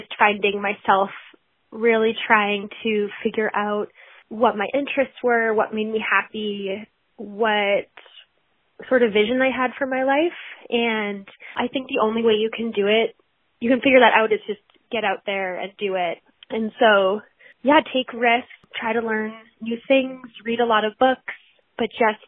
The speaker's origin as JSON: {"language": "English", "region": "New Hampshire", "country": "United States", "tie": "born or raised there", "also_born_or_lived": "Alaska", "said": "And then found my way back to New England. That's where I grew up. I grew up in New Hampshire."}